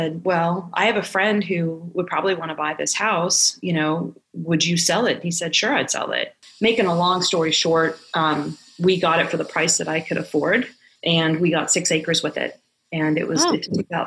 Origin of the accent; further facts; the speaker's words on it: Arlington, Virginia, United States; I grew up in Arlington, Virginia, which is about an hour from here